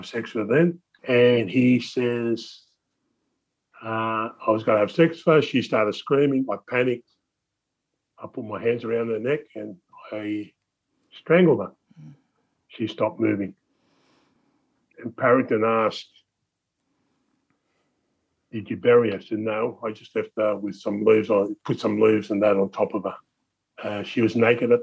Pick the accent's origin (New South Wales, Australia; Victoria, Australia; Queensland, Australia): New South Wales, Australia; Wollongong; I lived there all my life. I know what was up there. I've lived in this area all my life. And Prairie Meadow and Balgownie is an area